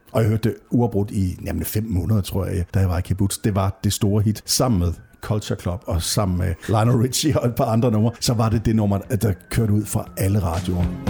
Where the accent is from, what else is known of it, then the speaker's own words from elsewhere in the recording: Nørup, Southern Denmark, Denmark; jeg kommer fra Nørup, lige uden for Vejle